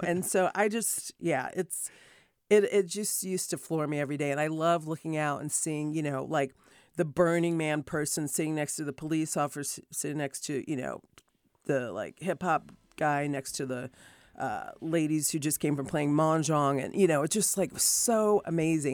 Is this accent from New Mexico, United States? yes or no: no; Rochester, New York, United States; also born or lived in Hartford, Connecticut / Martha's Vineyard, Massachusetts; now in California, United States; they ended up, um, having me in, uh, Hartford, and then my dad got a job with Kodak, so I grew up in Rochester, New York.